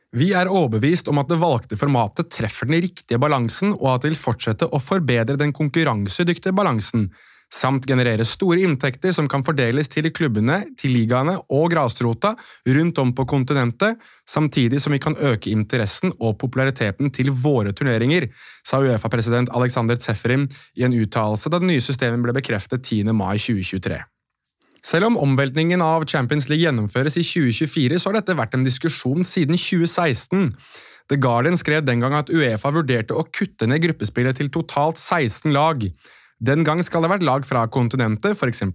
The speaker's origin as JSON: {"language": "Norwegian", "country": "Norway", "said": "oss her hjemme i Norge"}